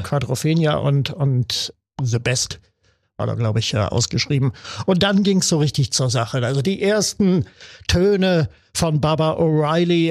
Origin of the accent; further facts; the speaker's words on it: Wernigerode, Saxony-Anhalt, Germany; in meiner Heimatstadt Wernigerode im Harz